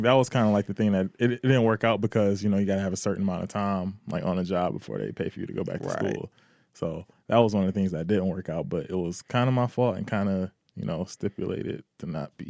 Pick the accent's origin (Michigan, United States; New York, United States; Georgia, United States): Michigan, United States; Detroit; We're from Detroit. It's the hustle capital. We're going to get this.